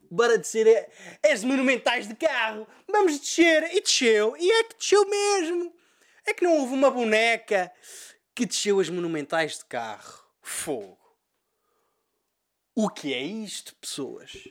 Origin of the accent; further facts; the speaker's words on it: Freixo de Espada à Cinta, Bragança District, Portugal; estou aqui em Fre sou de Freixo Espada à Cinta e, bem, e ouvi o pod.